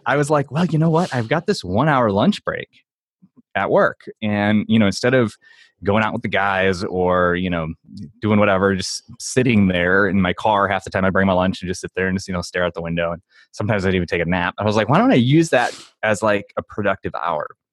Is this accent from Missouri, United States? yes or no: yes; St. Louis, Missouri, United States; I'm from Saint Louis, so, like, Emo's is a popular pizza chain here.